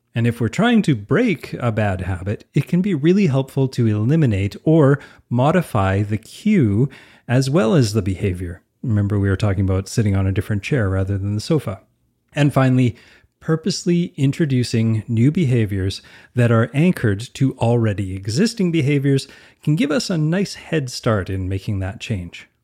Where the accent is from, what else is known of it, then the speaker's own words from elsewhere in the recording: Canada; I'm Canadian